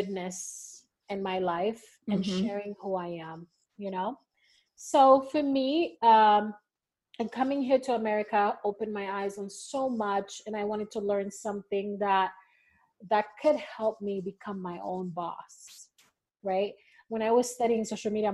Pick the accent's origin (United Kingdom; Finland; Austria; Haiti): Haiti; moved away as an adult; also born or lived in Vermont, United States; now in Utah, United States; I am originally from Haiti.